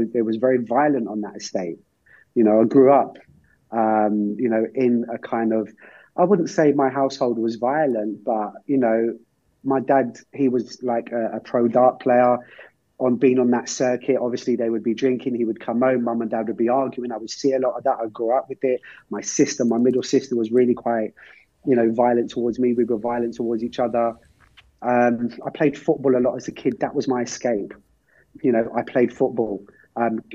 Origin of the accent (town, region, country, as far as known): Ireland